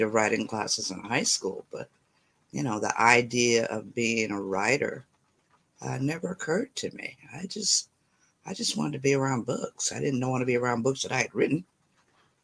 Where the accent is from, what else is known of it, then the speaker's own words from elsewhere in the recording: Detroit, Michigan, United States; I'm from Detroit, and I'm a little bit outside of the city right now